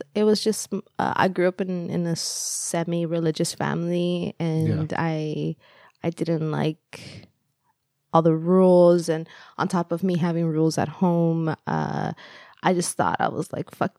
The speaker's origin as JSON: {"language": "English", "country": "El Salvador", "tie": "born or raised there", "second_language": "English", "moved": "yes", "said": "it was quite similar to the house that I grew up in El Salvador."}